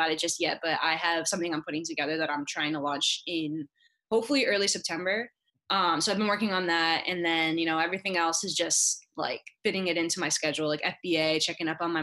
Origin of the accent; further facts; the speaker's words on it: South Florida, United States; I'm from Florida, South Florida